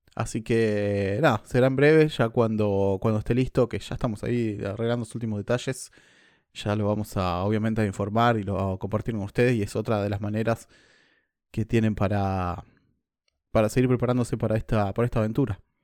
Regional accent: Argentina; moved away as an adult; now in New Zealand; soy argentino

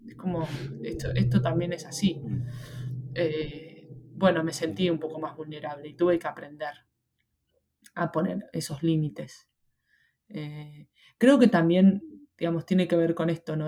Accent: Argentina; moved away as an adult; now in Australia

